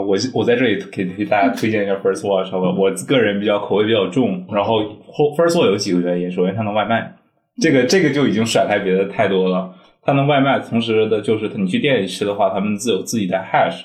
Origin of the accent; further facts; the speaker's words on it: Northeast China, China; moved away as an adult; now in St. Louis, United States; 我是东北人嘛，我可能嗯。喜欢吃东北菜